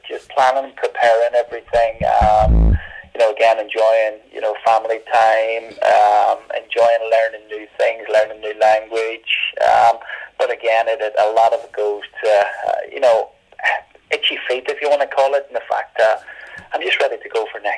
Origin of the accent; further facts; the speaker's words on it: Derry, Northern Ireland, United Kingdom; moved away; growing up in Northern Ireland, right sort of in the Craigan